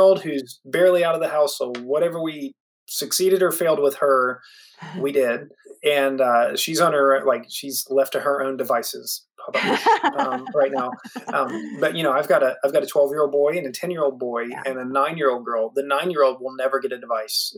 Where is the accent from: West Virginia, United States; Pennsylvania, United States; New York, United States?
West Virginia, United States; I grew up in West Virginia